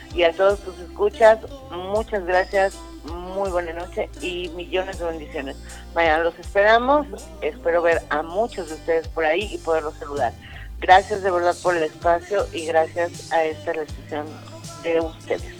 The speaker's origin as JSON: {"language": "Spanish", "country": "Mexico", "said": "como buenos mexicanos"}